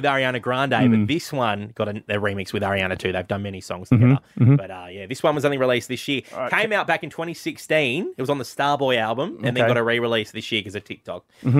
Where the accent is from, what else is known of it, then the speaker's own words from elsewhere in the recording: Tasmania, Australia; moved away; I'm from Tasmania.